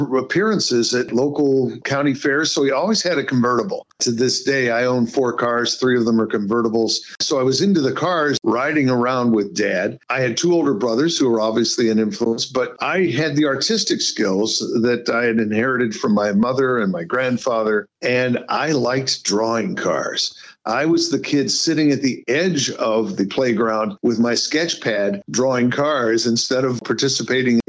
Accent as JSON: {"language": "English", "town": "Indianapolis", "region": "Indiana", "country": "United States", "tie": "born or raised there", "also_born_or_lived": "Germany", "moved": "as an adult", "said": "I was born in Indianapolis, about 5 miles from the racetrack. I grew up in a neighborhood of former winners"}